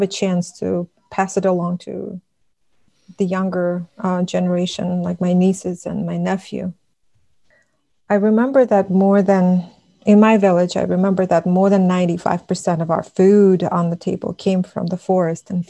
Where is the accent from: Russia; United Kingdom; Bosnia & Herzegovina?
Russia; first language Buryat; English is a second language; moved away as an adult; now in United States; I transitioned from living in a village, in a small village, to a big city where the majority of the population was Russian, and how it affected my development, and how I got colonized in so many ways, and then how I moved from Russia to the United States